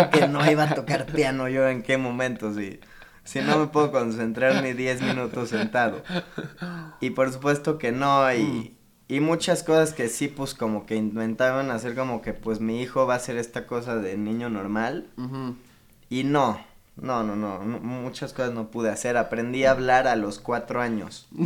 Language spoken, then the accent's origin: Spanish; Cuernavaca, Morelos, Mexico; Tengo 21 años. De hecho, nací en Cuernavaca, probablemente esto no lo sabías.